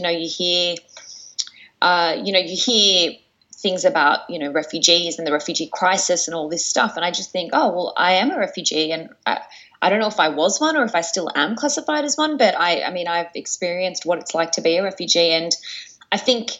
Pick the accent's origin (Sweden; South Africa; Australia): Australia; Sydney, New South Wales; moved away as an adult; also born or lived in New Delhi, India / Afghanistan (ancestry); now in Istanbul, Turkey; I'm originally from Afghanistan, but I was raised in Australia, in Sydney, to be exact.